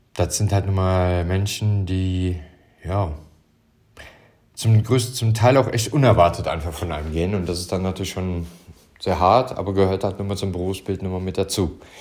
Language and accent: German; Stolberg, North Rhine-Westphalia, Germany; ich komme hier aus Stolberg, äh, Büßbach, also Stolberg hier im Rheinland. Äh, ja, nicht im Harz, sondern hier bei Aachen.